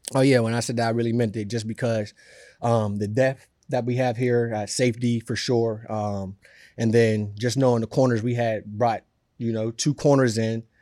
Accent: Pittsburgh, Pennsylvania, United States; now in New York, United States; I'm from Pittsburgh

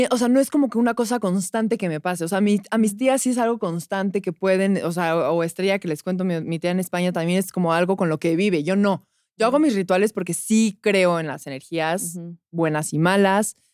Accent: State of Mexico, Mexico; Yo crecí, sí, en el Estado de México, pero cuenta como zona metropolitana

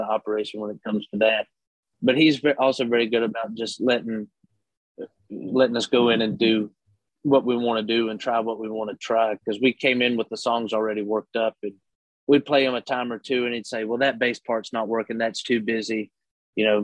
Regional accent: North Carolina, United States; growing up in North Carolina

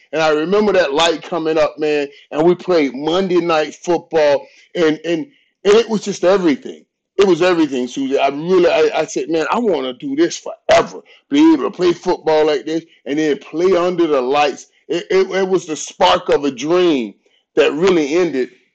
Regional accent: Fort Lauderdale, Florida, United States; I grew up in Fort Lauderdale. Fort Lauderdale. I'm, I'm Fort Lauderdale

